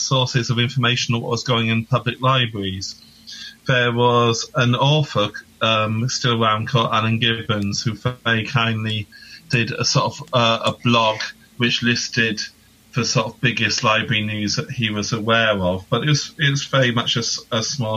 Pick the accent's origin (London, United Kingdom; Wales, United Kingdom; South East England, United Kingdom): Wales, United Kingdom; Newport; So I'm from Wales, which is a separate nation to England for your American listeners in the UK. And I grew up in a place called Newport